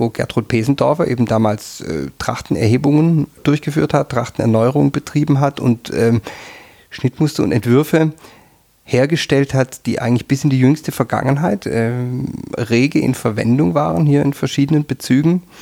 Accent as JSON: {"language": "German", "region": "Southern Germany", "country": "Germany", "moved": "yes", "lives_now": "Tyrol, Austria", "said": "ich komme aus Süddeutschland und ähm, bin dann irgendwann erst in Tirol gelandet."}